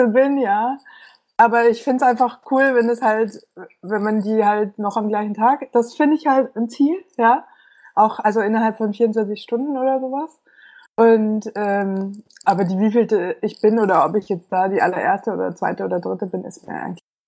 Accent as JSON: {"language": "German", "town": "Munich", "region": "Bavaria", "country": "Germany", "tie": "born or raised there", "moved": "as an adult", "lives_now": "Berlin, Germany", "said": "ich komme ursprünglich aus München und wohne seit"}